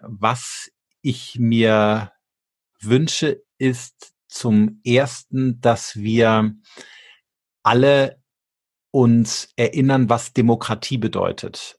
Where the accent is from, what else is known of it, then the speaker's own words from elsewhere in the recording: Germany; wir als Deutsche